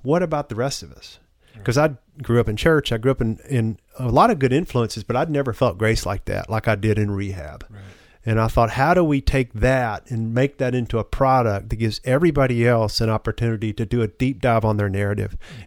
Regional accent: the South, United States; as a man growing up in the South

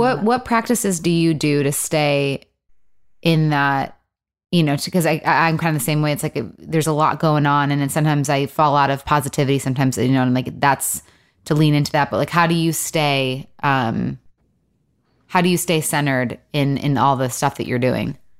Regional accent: Michigan, United States; also born or lived in Los Angeles; now in Nashville, United States; I'm from Michigan

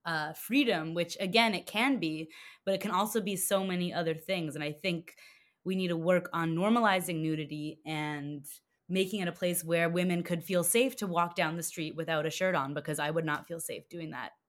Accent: Toronto, Ontario, Canada; now in New York, United States; I was born in Toronto. Yeah, born and raised.

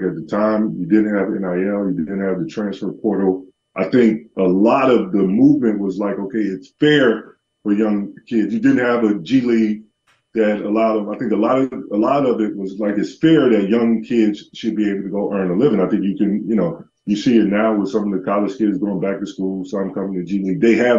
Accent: Georgia, United States; I'm from Georgia, so I had like family from, you know, a more rural part of Georgia that did it

